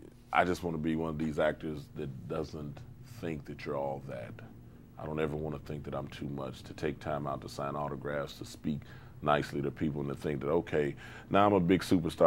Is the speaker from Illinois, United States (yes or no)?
yes; Chicago, Illinois, United States; I'm Midwestern, always. Mm-hmm. Chi-town all the way.